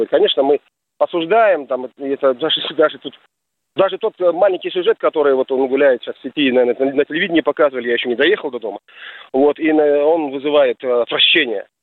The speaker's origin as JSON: {"language": "Russian", "country": "Pakistan", "second_language": "Russian", "said": "Вы знаете, я сам из Пакистана, и у нас, mm конечно, должен сказать, долгие годы"}